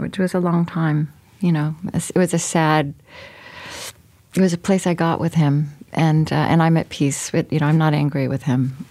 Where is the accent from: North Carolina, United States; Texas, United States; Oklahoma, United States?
Oklahoma, United States; moved away as an adult; also born or lived in Berlin, Germany; I grew up in Oklahoma and then I was in Europe for 10 years